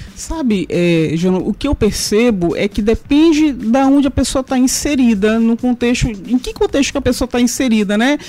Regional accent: São Luís, Maranhão, Brazil; also born or lived in Lisbon; Eu nasci em São Luís, sou ludovicense

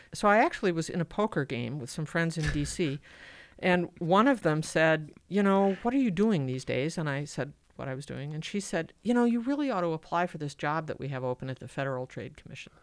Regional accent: Madison, Wisconsin, United States; born and raised in Madison

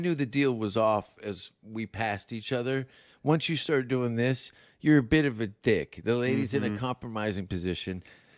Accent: Canada; I know those huskies. I'm Canadian. I'm half husky.

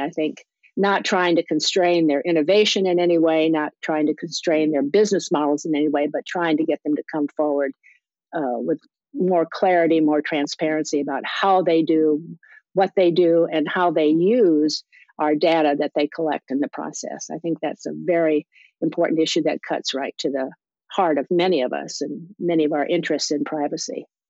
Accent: South Dakota, United States; moved away; also born or lived in Iowa; I was born in Iowa, but I claim South Dakota as my uh, growing up state

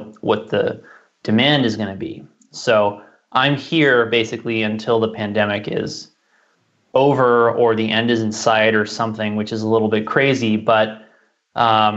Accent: New York City, New York, United States; I was born in Manhattan, which has a pretty gnarly environment for those who don't know

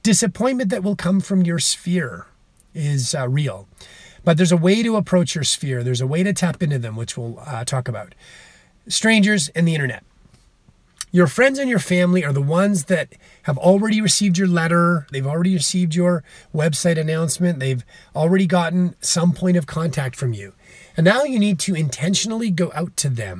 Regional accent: Calgary, Alberta, Canada; I'm from Calgary, Alberta, Canada.

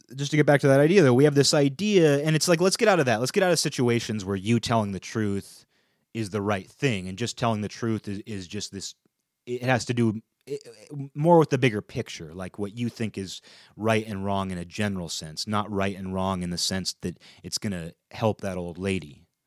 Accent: United States; as an American, as a European American

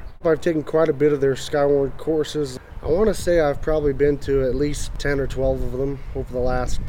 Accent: Iliff, Colorado, United States; I'm from Iliff, Colorado, northeastern Colorado.

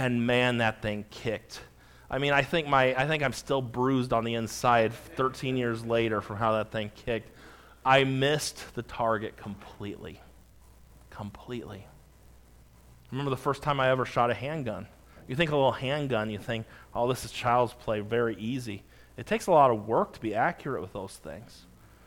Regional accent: California, United States; also born or lived in Montana; I remember growing up in California

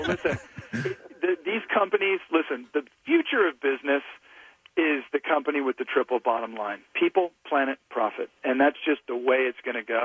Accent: Louisiana, United States; blue-collar guys that I grew up with in Louisiana

